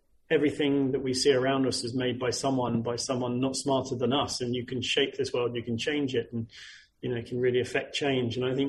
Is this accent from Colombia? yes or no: no; United Kingdom; we're British